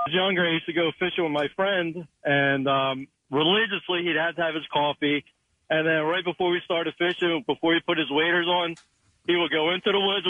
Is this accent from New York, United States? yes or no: no; Philadelphia, Pennsylvania, United States; We're from Philly.